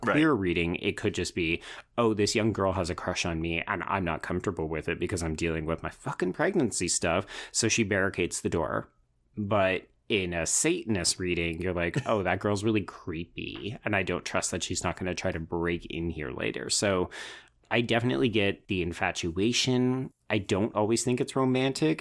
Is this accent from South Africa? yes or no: no; Canada; as a Canadian